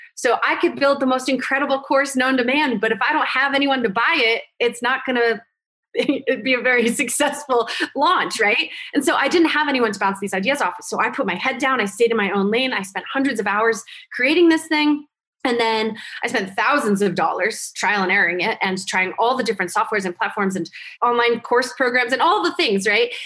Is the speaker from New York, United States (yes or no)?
no; Vermont, United States; moved away as an adult; also born or lived in New Jersey; I went back to my hometown, which was really, really small town in Vermont, where the cows outnumber the people